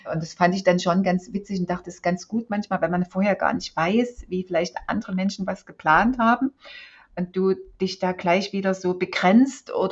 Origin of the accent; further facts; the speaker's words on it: East Germany, Germany; Ich bin in der DDR aufgewachsen. Meine ersten 30 Jahre habe ich in der DDR verbracht.